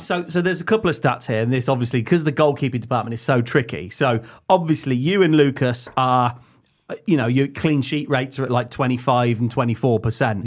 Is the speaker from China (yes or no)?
no; Leamington Spa, West Midlands, United Kingdom; we are from Leamington